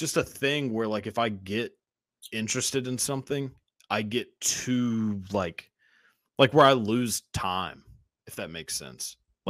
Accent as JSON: {"language": "English", "area": "outside of Dallas", "region": "Texas", "country": "United States", "tie": "born or raised there", "said": "I grew up in Texas, outside of Dallas."}